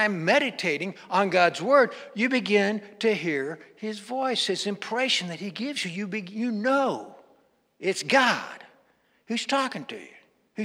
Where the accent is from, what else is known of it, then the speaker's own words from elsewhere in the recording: Western Kansas, United States; growing up in Western Kansas.